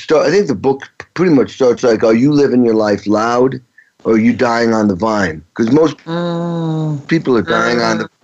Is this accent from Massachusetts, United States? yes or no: yes; Stockbridge, Massachusetts, United States; growing up in Western Massachusetts, a town of 3,000 called Stockbridge